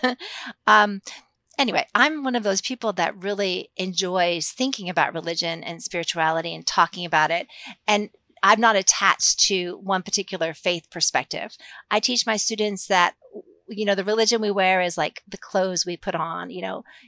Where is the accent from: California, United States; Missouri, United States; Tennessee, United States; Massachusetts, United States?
Massachusetts, United States; moved away as an adult; also born or lived in San Francisco / Japan; now in Lexington, Kentucky, United States; I'm not originally from Kentucky, I'm a, from Massachusetts, um, but I've lived in Kentucky since nineteen ninety-two, so, uh, I lived here much longer than I lived in the Northeast, but I grew up in the Northeast